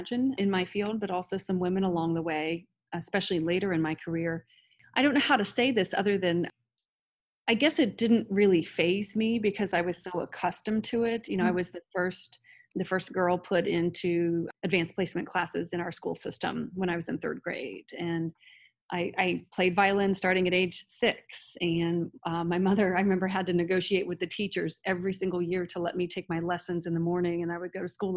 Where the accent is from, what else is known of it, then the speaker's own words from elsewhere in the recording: Circleville, Ohio, United States; now in Columbus, United States; I grew up in Circleville, Ohio, just south of Columbus